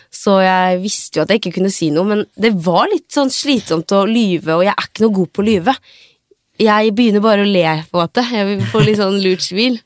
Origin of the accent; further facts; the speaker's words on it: Sarpsborg, Østfold, Norway; Men jeg er ifra Sarpsborg